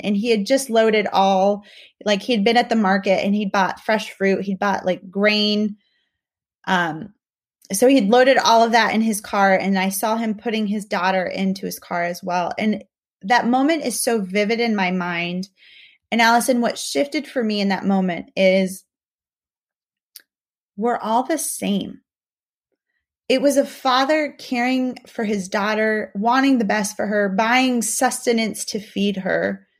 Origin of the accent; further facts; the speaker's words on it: Mexico; moved away; I'm really thankful for not just my upbringing growing up in Mexico, but also living and working in other countries